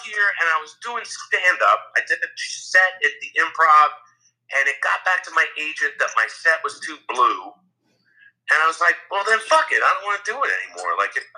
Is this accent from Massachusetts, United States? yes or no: no; New Jersey, United States; Growing up in Jersey, I had a really great high school theater program.